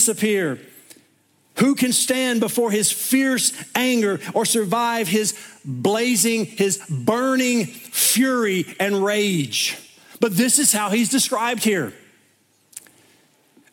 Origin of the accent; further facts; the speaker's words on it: East Tennessee, United States; where I grew up in East Tennessee